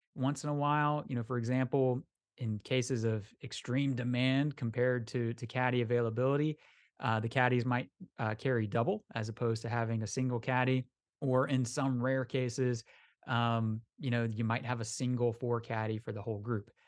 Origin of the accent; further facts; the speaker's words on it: Orlando, Florida, United States; I'm from Orlando, we don't have Lynx terrain down here